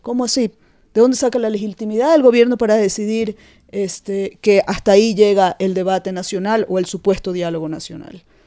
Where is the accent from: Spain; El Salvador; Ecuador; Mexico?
Ecuador; somos todos los ecuatorianos